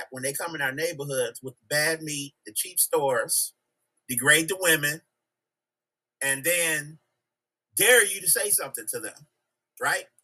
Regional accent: Chicago, Illinois, United States; I'm from Chicago. My people are from from Haiti. I was born in America.

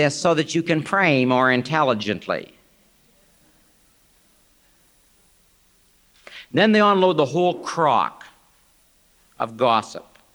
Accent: Canada; also born or lived in Wheaton, Illinois; I am from Canada

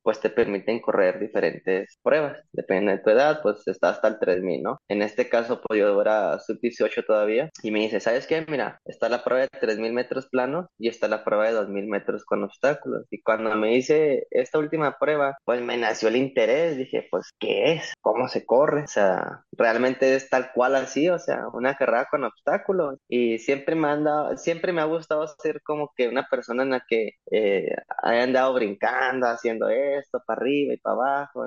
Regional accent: Ciudad Juárez, Chihuahua, Mexico; Yo soy de Ciudad Juárez, para los que no, no, no sepan, donde da vuelta el aire, allá, de allá soy

